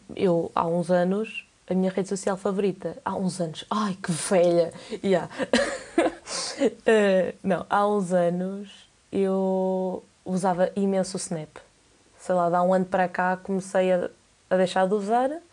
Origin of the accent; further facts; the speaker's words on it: Coimbra, Centro, Portugal; tenho 19 anos, sou de Coimbra